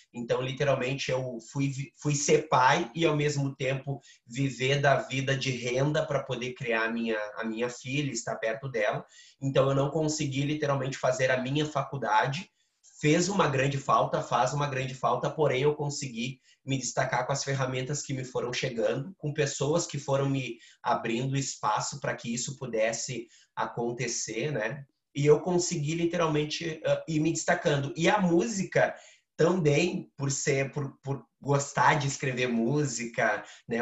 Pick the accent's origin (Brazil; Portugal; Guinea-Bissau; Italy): Brazil; Porto Alegre, Rio Grande do Sul; also born or lived in Mapa, Parada 3; eu fui morar com o meu pai ali com seis anos, sete anos. E desde então virei morador do Morro da Cruz.